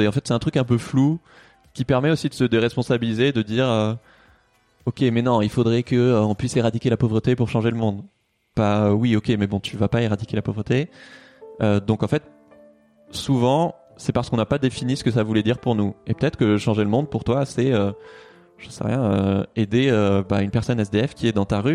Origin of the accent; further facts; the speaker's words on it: Toulouse, Occitania, France; now in Paris, France; moi j'ai grandi à Toulouse